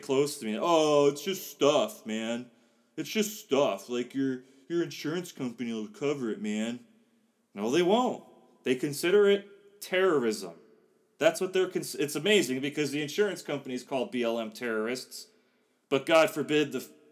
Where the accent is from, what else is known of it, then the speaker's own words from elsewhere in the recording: Gurnee, Illinois, United States; moved away as an adult; now in Sydney, Australia; growing up in Gurnee, you're not that far from Kenosha